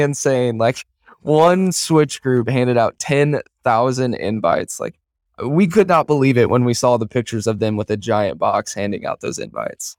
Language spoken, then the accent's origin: English; Kansas City, Missouri, United States; moved away as an adult; now in Omaha, United States; I'm from Kansas City, Missouri originally